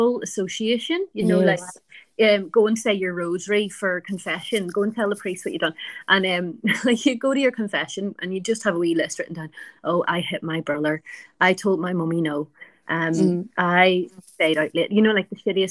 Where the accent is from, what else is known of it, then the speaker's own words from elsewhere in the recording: Ireland; now in Sydney, Australia; I'm from Ireland